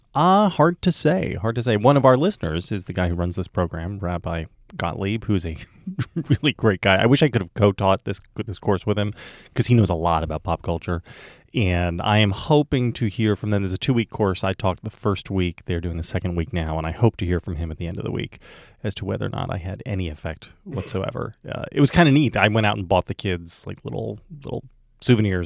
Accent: New Jersey, United States; now in Virginia, United States; where Vic and I grew up in New Jersey

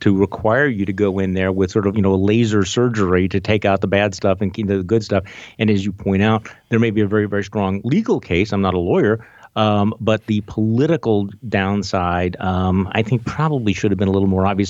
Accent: Wisconsin, United States; my home state of Wisconsin

